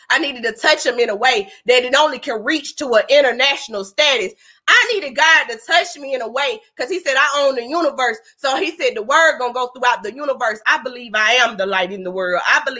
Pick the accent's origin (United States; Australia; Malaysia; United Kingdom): United States; Atlanta, Georgia; now in Huntsville, United States; I'm from Atlanta.